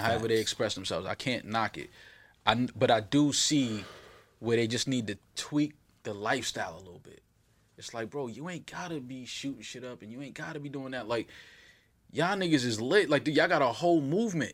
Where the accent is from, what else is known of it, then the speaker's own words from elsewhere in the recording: New York City, New York, United States; I grew up on Fordham. I grew up Crescent Ave, 188th, 190th